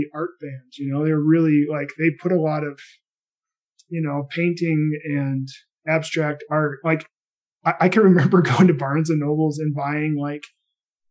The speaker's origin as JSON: {"language": "English", "town": "Racine", "region": "Wisconsin", "country": "United States", "tie": "born or raised there", "said": "I'm from Racine, Wisconsin"}